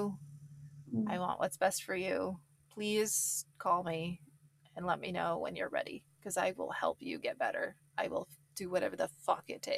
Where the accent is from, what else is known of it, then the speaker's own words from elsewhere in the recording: California, United States; I'm from California